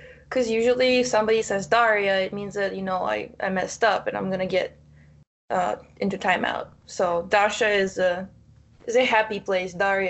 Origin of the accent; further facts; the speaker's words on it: Ukraine; first language Russian; English is a second language; Well, I grew up in the Russian district, so my first language is Russian. My second language is English. I can read in Ukrainian, and I can understand Ukrainian, but I can't speak in it.